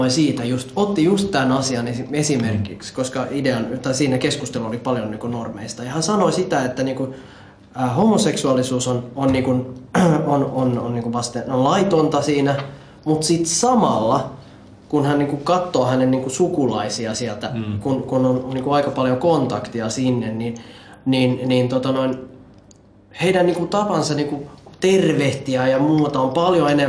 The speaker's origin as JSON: {"language": "Finnish", "country": "Ethiopia", "said": "et koska mä oon Etiopiasta, niin ihmiset luulee, että sä oot jotain niinku"}